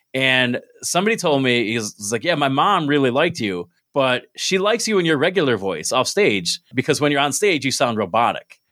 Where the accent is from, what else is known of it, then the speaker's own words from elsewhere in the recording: Binghamton, New York, United States; also born or lived in Maryland; I'm from Binghamton